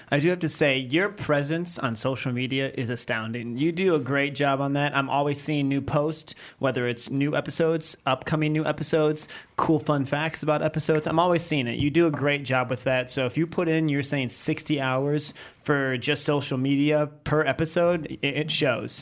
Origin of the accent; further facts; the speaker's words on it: near Kenmore, New York, United States; I grew up right there. I grew up ten minutes from that place